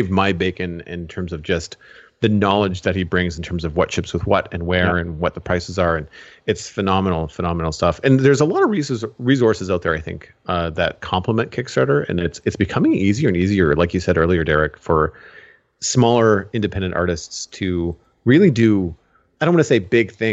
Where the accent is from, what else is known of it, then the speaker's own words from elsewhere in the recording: Canada; you and I both being Canadian